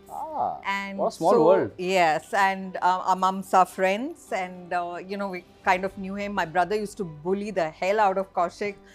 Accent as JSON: {"language": "English", "country": "Saudi Arabia", "tie": "born or raised there", "also_born_or_lived": "Bangalore, India", "said": "while I was born in Bangalore, uh, to very middle class family, uh, my dad used to work in the Middle East. Uh, so uh, as soon as I was born, we were shipped off to Saudi"}